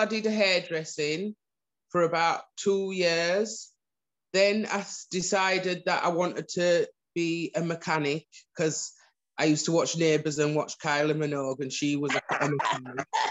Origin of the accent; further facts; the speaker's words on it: Huddersfield, Yorkshire and the Humber, United Kingdom; I was born in Huddersfield